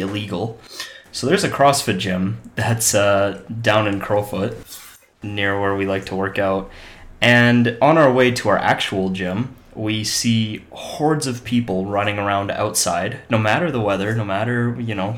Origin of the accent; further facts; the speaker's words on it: Canada; also born or lived in Scotland; I was born in Scotland, but I've been living in Canada for most of my life